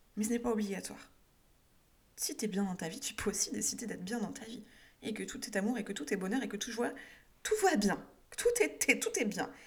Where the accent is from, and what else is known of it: France